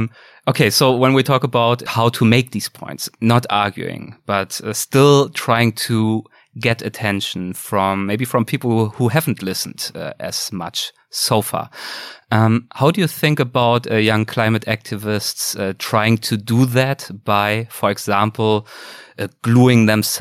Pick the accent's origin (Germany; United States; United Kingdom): Germany; English is a second language; in Germany, in my home country